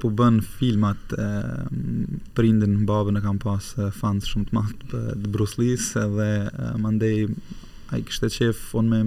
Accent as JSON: {"language": "Albanian", "country": "Kosovo", "tie": "born or raised there", "also_born_or_lived": "Germany", "moved": "as an adult", "lives_now": "Switzerland", "said": "kam lindur në Gjermani, në Gjermani. të Gjermanisë dhe pas luftës um, um, përfundova klasën e parë atje dhe pas luftës vendosëm prind me u kthy vullnetarisht në Kosovë"}